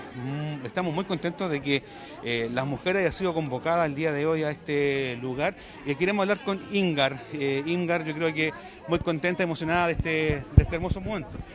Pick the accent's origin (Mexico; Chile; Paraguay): Chile; Constitución, Maule; en Constitución. Sabemos que somos cuna de buenos músicos